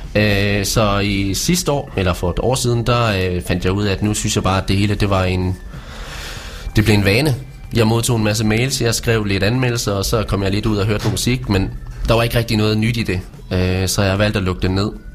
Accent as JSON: {"language": "Danish", "area": "Vesthimmerland", "region": "North Denmark Region", "country": "Denmark", "also_born_or_lived": "Års", "said": "jeg er jo fra Vesthimmerland, øh, og flyttede så til Års"}